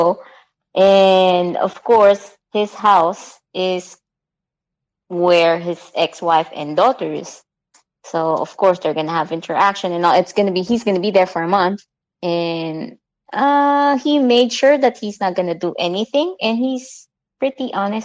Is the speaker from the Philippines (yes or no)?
yes; Philippines; I'm a Filipino